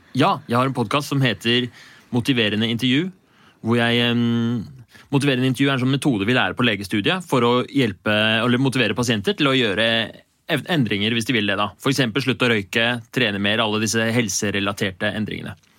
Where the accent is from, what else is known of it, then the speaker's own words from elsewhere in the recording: Oslo, Norway; jeg er fra Bjølsen i Oslo